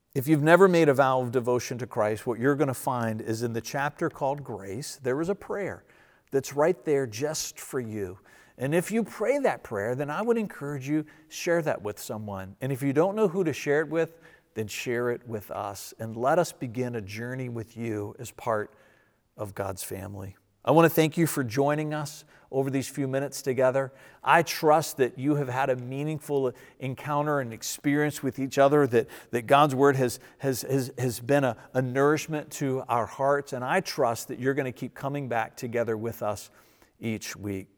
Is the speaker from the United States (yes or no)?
yes; United States; I grew up in Verina and I'm still a little bit of a redneck